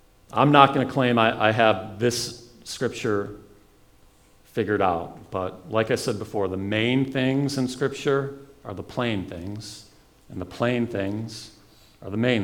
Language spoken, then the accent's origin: English; United States; American Christians